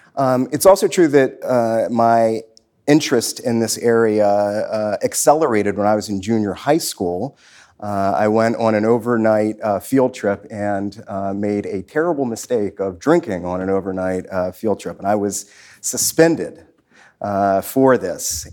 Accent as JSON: {"language": "English", "town": "Washington", "region": "District of Columbia", "country": "United States", "tie": "born or raised there", "said": "I grew up in southeast Washington, east of the Anacostia River"}